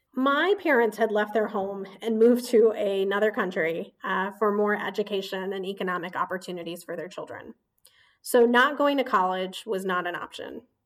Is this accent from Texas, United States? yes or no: no; Indianapolis, Indiana, United States; moved away as an adult; also born or lived in Bombay, India; now in Boston, United States; I grew up in Indiana